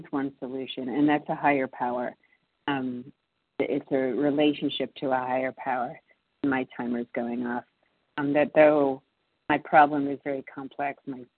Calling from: Massachusetts, United States; calling in from Massachusetts.

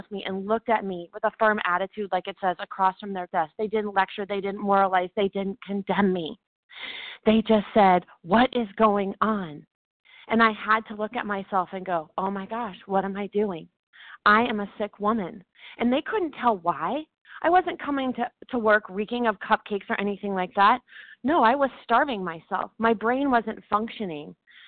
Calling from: Dallas, Texas, United States; I'm calling from Dallas, Texas today.

